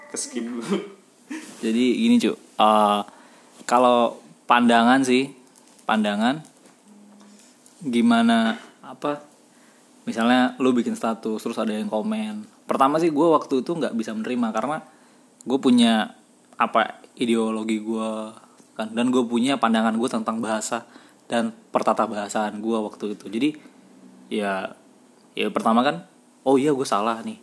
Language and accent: Indonesian; Kalimantan, Indonesia; aku bukan dari kota aku dari desa yang terpencil